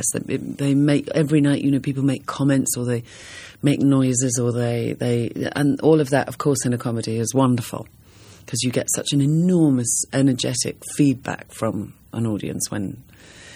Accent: England, United Kingdom; I come from England

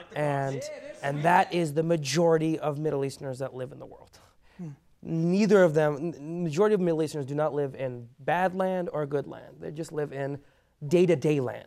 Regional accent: Chicago, Illinois, United States; first language Persian; English is a second language; also born or lived in Iran; I grew up in Chicago

